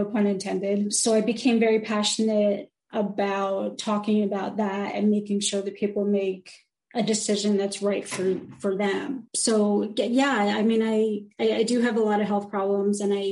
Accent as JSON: {"language": "English", "region": "New Jersey", "country": "United States", "moved": "yes", "lives_now": "North Carolina, United States", "said": "I'm from New Jersey. I live in North Carolina"}